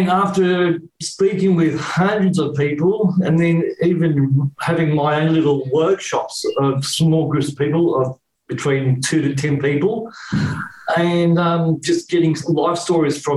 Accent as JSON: {"language": "English", "town": "Sydney", "region": "New South Wales", "country": "Australia", "tie": "born or raised there", "also_born_or_lived": "Canberra", "accent": "Australian", "said": "I was living in Canberra at the time, even though I was born in Sydney"}